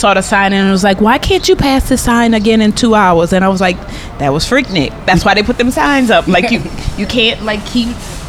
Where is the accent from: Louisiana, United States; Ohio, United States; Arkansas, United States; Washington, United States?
Louisiana, United States; New Orleans; moved away as an adult; now in Atlanta, United States; I was born and raised in New Orleans.